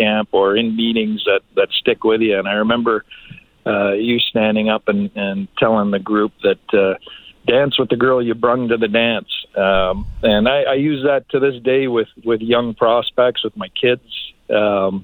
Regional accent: Dunnville, Ontario, Canada; I grew up in Dunville, Ontario, a little town about an hour from Hamilton.

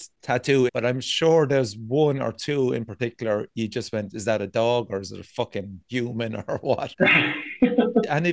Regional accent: Ireland; I'm from York, which is a seaside town

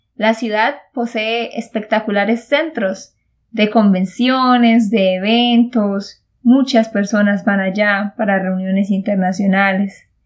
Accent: Santander, Colombia; de Santander, Colombia

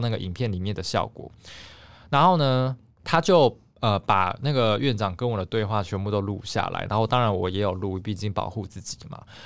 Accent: southern Taiwan, Taiwan; moved away; 我是南部人嘛

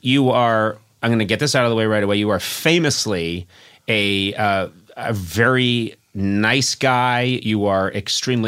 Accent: New England, United States; I'm from New England, and when we say bay, it comes out as bee.

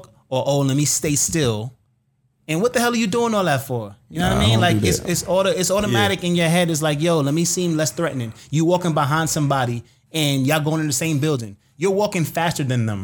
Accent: New York City, New York, United States; I grew up in the inner city. I grew up in New York City

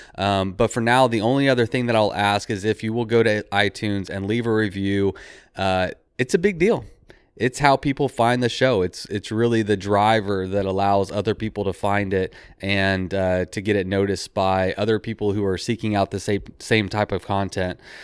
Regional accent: Texas, United States; I'm from Texas

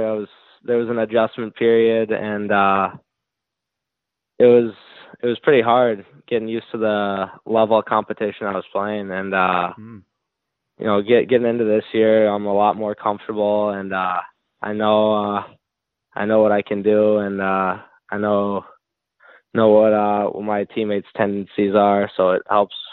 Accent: North Barrington, Illinois, United States; I'm from North Barrington, Illinois. I played almost all my youth hockey there

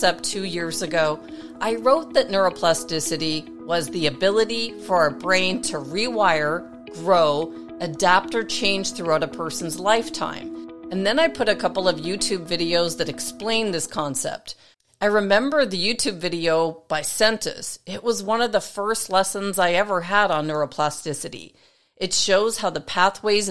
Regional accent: Toronto, Ontario, Canada; my hometown in Toronto, Canada

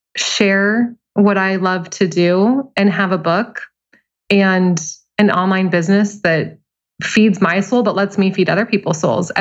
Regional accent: Billings, Montana, United States; now in Seattle, United States; Billings, Montana.

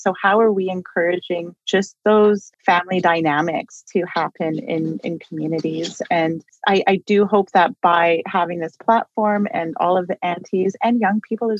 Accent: Saskatchewan, Canada; I'm from English River First Nation and I like to go back and, you know, and I stay in touch with my family

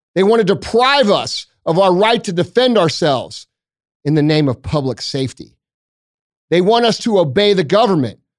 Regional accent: United States; I'm American

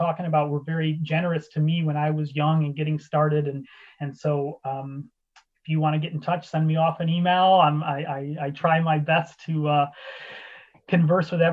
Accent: Ottawa, Illinois, United States; moved away as an adult; now in Edinburgh, United Kingdom; my hometown newspaper in Ottawa, Illinois, the Times, when I was in high school

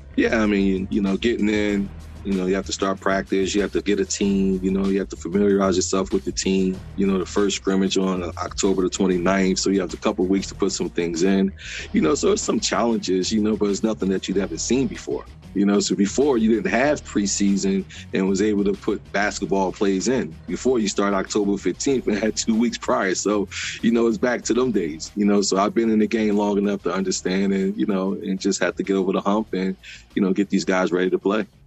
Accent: Philadelphia, Pennsylvania, United States; I grew up in South Philadelphia.

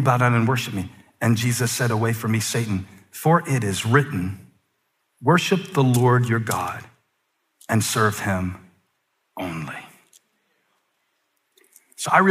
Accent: the Carolinas, United States; I'm born and raised in the Carolinas, and I'm proud of where I'm from

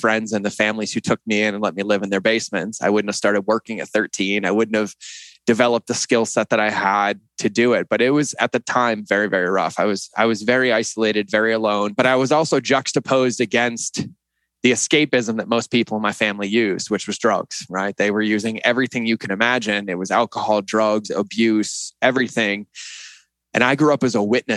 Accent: Boston, Massachusetts, United States; moved away as an adult; also born or lived in West Hartford, Connecticut; I grew up in West Hartford, Connecticut, and then right outside of Boston

